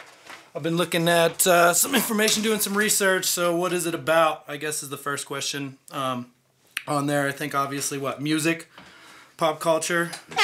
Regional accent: near Pittsburgh, Pennsylvania, United States; moved away; Pittsburgh, Pennsylvania, actually, close to my hometown, where I'm originally from

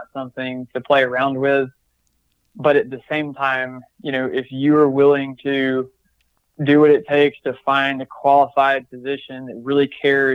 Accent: Georgia, United States; moved away as an adult; now in Phoenix, United States; I'm from Georgia

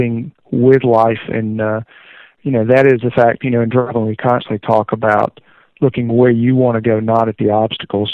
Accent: Greenville, South Carolina, United States; I was born in Greenville, South Carolina, and raised in the area

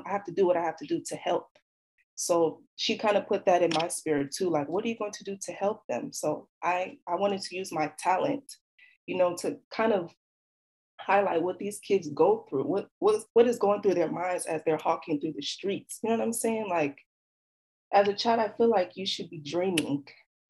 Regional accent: Nigeria; We're Nigerian kids too.

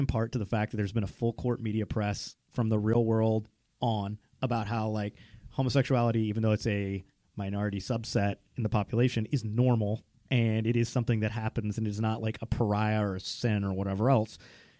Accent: the Bible Belt, United States; I grew up in the Bible Belt in the 90s

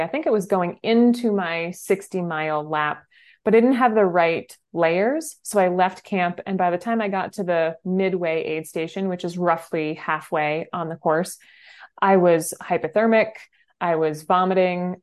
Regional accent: New Hampshire, United States; I grew up in New Hampshire

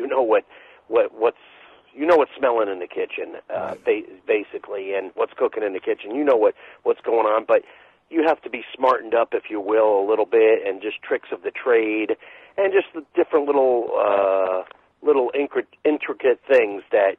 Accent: St. Petersburg, Florida, United States; I'm from St. Petersburg, Florida

